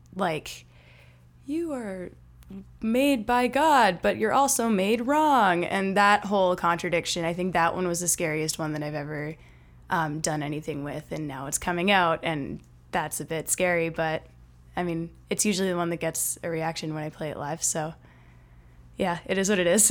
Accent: Winnipeg, Manitoba, Canada; I am from Winnipeg

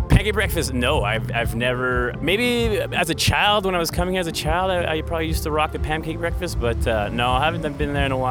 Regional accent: Winnipeg, Manitoba, Canada; I am from St. Boniface, Manitoba.

